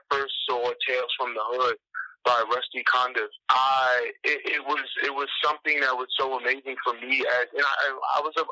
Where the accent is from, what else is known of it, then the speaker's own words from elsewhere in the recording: Hempstead, New York, United States; I'm from Long Island, Hempstead, uh, Nassau County, and, um, but like most people know Long Island to be like this this rich area, and that's the place where like Amityville horror started and everything like that.